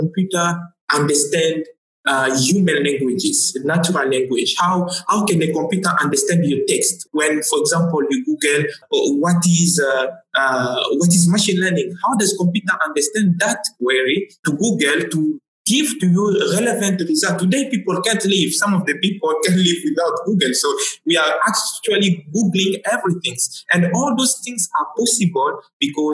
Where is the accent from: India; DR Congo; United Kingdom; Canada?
DR Congo; first language Tshiluba; English is a second language; moved away as an adult; also born or lived in Nairobi, Kenya; now in Accra, Ghana; I'm from the Democratic Republic of Congo. For those, yes, that are aware, that is a French-speaking country. So I've done all my, you know, high school, undergrad, you know, honor degree, everything I've done it in French.